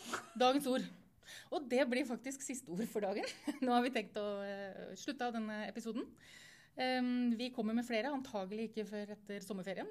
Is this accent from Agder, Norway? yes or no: no; Østfold, Norway; jeg kommer fra Østfold